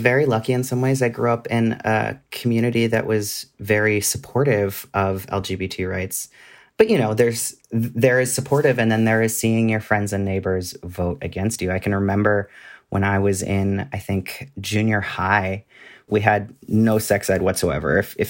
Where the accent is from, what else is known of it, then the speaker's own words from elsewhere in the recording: California, United States; And even where I grew up in California, it was not something that you wanted to be.